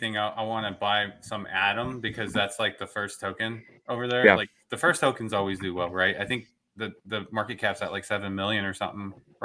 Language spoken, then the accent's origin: English; Dallas, Texas, United States; I'm from Dallas, Fort Worth